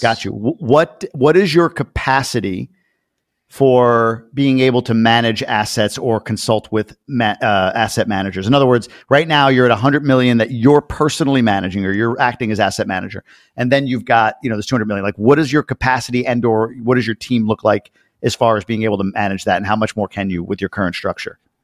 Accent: Long Island, New York, United States; growing up in Long Island

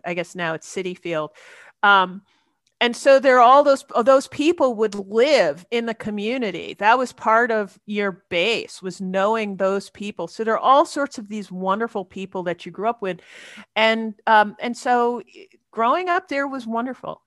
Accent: New York City, New York, United States; accent: American; moved away; when I was a girl in, uh, growing up in Queens, New York

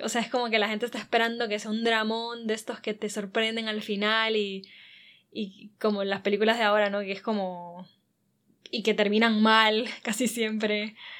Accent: Honduras; soy hondureña

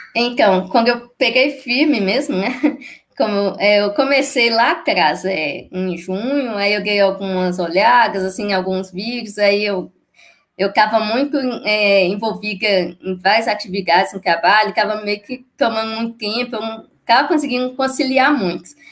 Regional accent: Ipatinga, Minas Gerais, Brazil; Eu sou de Patinga, Minas Gerais

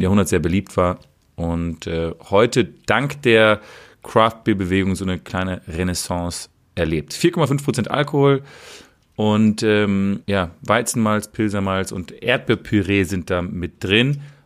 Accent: Berlin, Germany; als Berliner

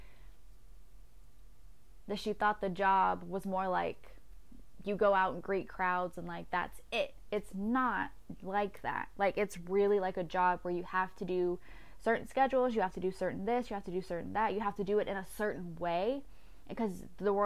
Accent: United States; I'm very American, very American

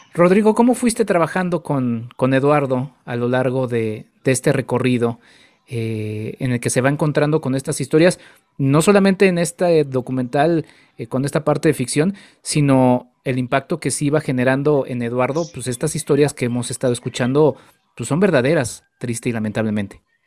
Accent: Mexico; como mexicanos

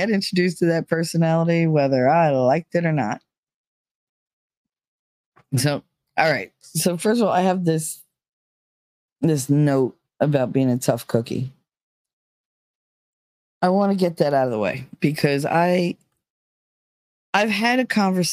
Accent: New Jersey, United States; accent: Jersey

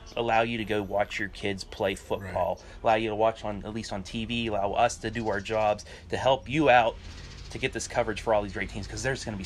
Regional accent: Ohio Valley, United States; moved away; growing up in the Ohio Valley, there's like in a 30-mile radius, there's maybe 1, 2, 3, 4, 5. 12 schools

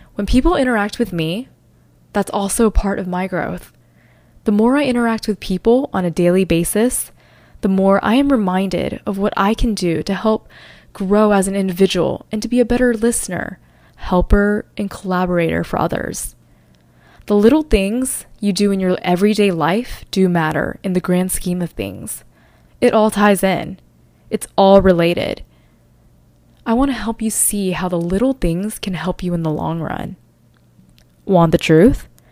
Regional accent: North Carolina, United States; moved away as an adult; now in New York City, United States; I originally grew up in North Carolina with the constant feeling that I never truly fit in there. I moved to New York City after I graduated college

